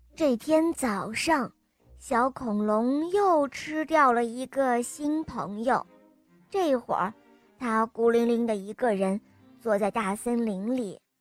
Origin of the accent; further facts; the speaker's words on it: Shijiazhuang, Hebei, China; 我来自石家庄